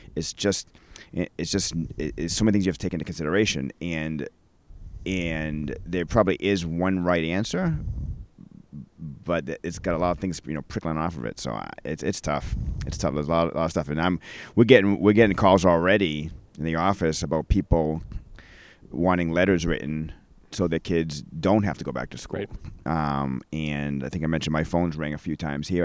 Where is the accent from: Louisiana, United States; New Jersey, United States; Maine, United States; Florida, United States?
Maine, United States; growing up in Maine